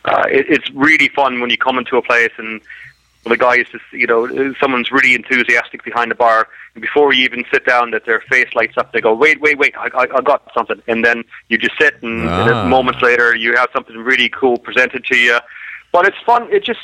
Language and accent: English; Ireland; From the south. So I'm actually far more interested in rugby than I am in soccer.